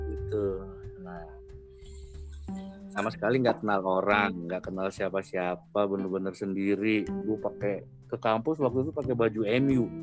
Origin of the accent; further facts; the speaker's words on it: Kalimantan, Indonesia; moved away as an adult; now in Jakarta, Indonesia; Jadi, niatlah pengen kuliah kuliah di Jakarta dari Kalimantan Jakarta kuliah di mana mau ngambil jurusan apa gitu kan bingung